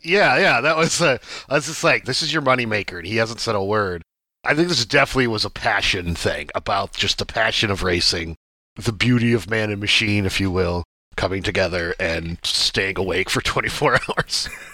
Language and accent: English; Watkins Glen, New York, United States; I'm from Watkins Glen, New York